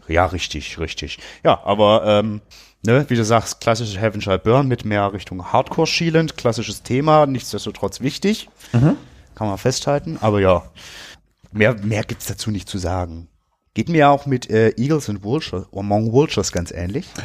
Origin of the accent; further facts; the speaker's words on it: Germany; wir sind halt in Deutschland geboren